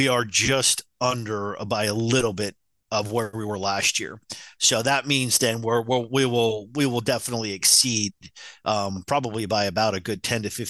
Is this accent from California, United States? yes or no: no; Utah, United States; I grew up in Utah